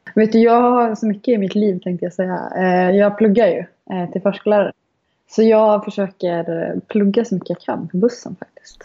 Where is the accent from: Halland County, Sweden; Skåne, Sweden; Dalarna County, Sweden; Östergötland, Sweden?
Dalarna County, Sweden; Malung; jag är uppvuxen i Malung